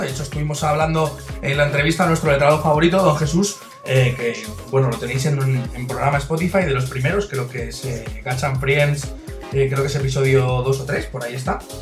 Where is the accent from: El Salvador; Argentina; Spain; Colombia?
Spain; Valencia, Valencian Community; nosotros somos de Valencia, ¿vale? Es una ciudad que está en la Comunidad Valenciana